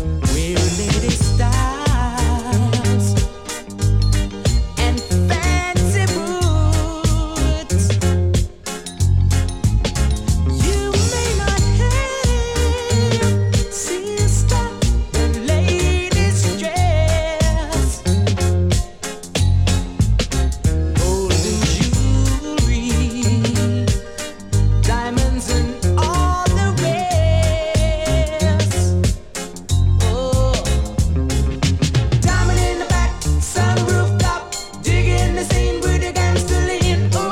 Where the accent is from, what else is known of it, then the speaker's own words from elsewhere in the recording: Los Angeles, California, United States; I'm from East